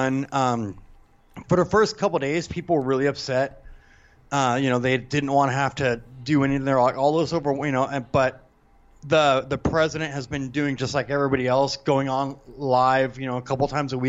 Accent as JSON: {"language": "English", "country": "United States", "moved": "yes", "said": "As an American"}